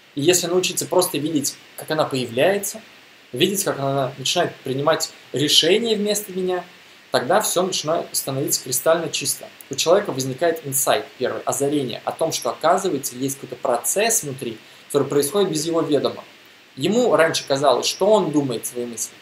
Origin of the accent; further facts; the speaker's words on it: Russia; я из России